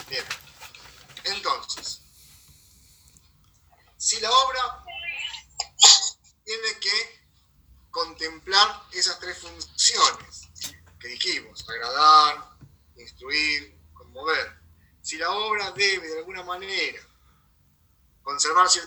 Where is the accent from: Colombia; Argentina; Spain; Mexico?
Argentina; La Plata, Buenos Aires Province; Yo soy de La Plata.